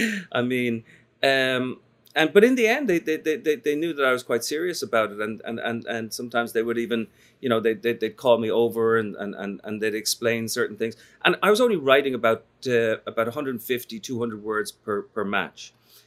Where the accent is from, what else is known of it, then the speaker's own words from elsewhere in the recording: Dublin, Leinster, Ireland; When I was growing up in Dublin